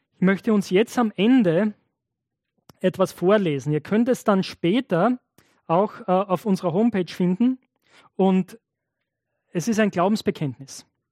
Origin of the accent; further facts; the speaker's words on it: Knittelfeld, Styria, Austria; ich komme aus Knittelfeld